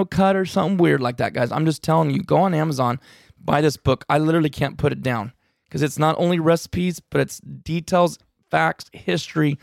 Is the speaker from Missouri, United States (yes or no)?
no; California, United States